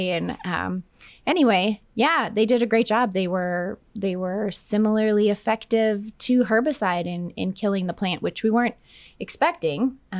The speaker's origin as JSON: {"language": "English", "region": "Minnesota", "country": "United States", "also_born_or_lived": "Texas / New Mexico", "moved": "as an adult", "lives_now": "Oklahoma, United States", "said": "I'm originally from Minnesota, but I did my bachelor's in range and agronomy in Texas, in West Texas"}